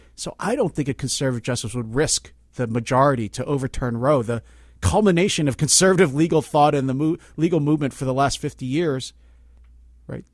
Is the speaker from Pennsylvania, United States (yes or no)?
yes; Philadelphia, Pennsylvania, United States; now in Berkeley, United States; I'm from Philly originally